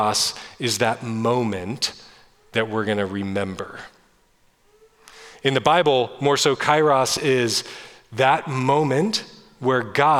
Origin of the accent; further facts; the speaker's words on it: Northern California, United States; I grew up in Northern California in small coastal towns